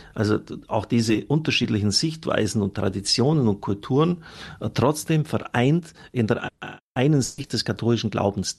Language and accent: German; Germany; Wir können als Deutsche eigentlich nur stolz sein